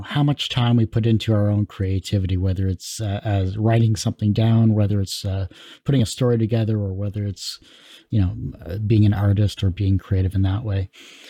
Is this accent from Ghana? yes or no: no; Canada; Growing up in Canada for myself, it was a lot of CBC and shows along that line